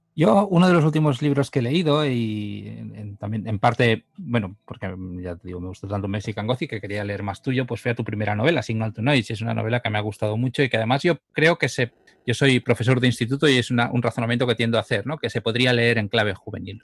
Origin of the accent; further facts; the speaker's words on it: Catalonia, Spain; tanto Alex como yo somos eh, catalanes